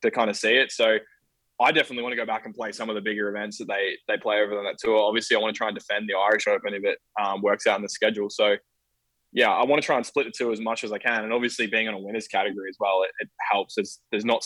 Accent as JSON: {"language": "English", "town": "Bendigo", "region": "Victoria", "country": "Australia", "tie": "born or raised there", "said": "I grew up in Bendigo, or Bendigo"}